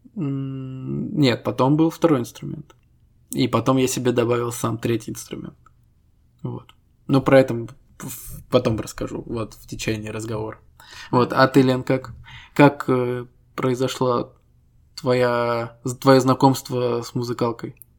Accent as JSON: {"language": "Russian", "country": "Estonia", "said": "Мы ребята из Эстонии"}